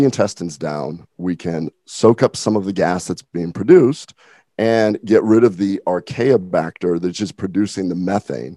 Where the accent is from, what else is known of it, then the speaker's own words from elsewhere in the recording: Nebraska, United States; moved away; I'm from Nebraska originally.